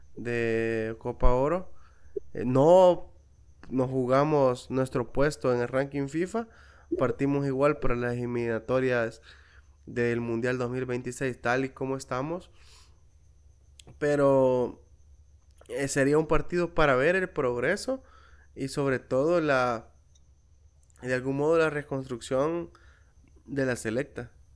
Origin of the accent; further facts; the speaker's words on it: El Salvador; yo también soy salvadoreño